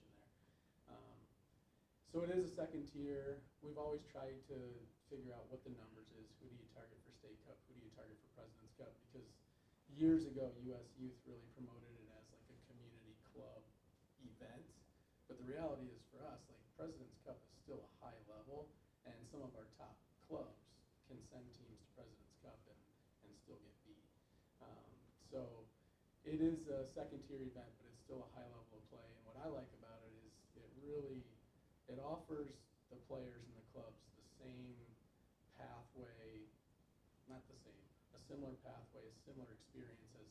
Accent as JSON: {"language": "English", "town": "Dubuque", "region": "Iowa", "country": "United States", "tie": "born or raised there", "said": "growing up in Dubuque"}